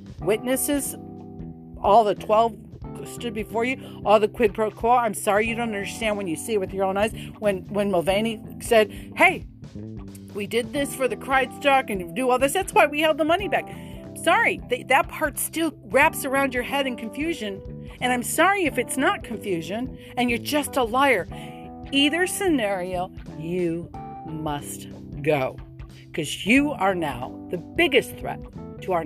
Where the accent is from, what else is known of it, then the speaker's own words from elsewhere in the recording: United States; I'm an American